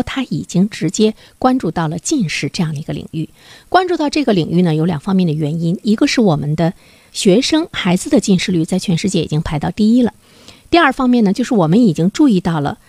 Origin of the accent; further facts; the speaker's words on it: China; 我们中国人在未来来说，怎么样才更有了一个竞争力？